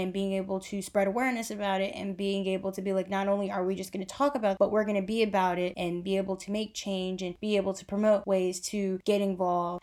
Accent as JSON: {"language": "English", "country": "United States", "said": "we are Americans"}